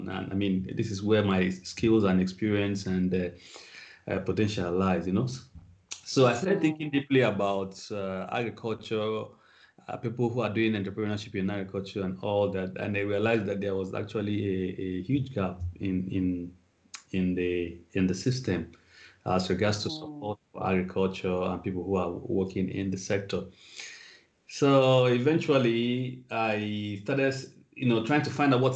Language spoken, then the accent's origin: English; Nigeria; moved away as an adult; also born or lived in Australia; So I am from Nigeria. I grew up almost all my life in Nigeria until sometime in 2013 when I moved out of Nigeria for the purpose of study.